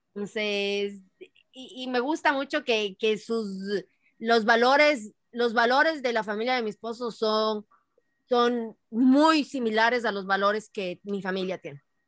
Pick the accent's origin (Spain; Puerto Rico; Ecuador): Ecuador; moved away as an adult; also born or lived in Boston, United States; now in United States; si estás en el Ecuador, la mayoría somos ecuatorianos